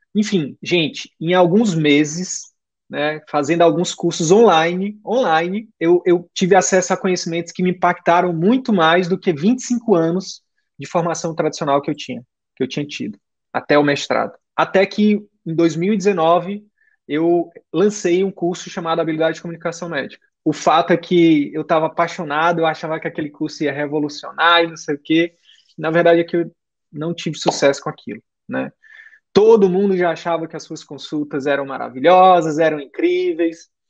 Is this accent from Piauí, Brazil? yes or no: yes; Piauí, Brazil; now in Manaus, Brazil; eu sou do Piauí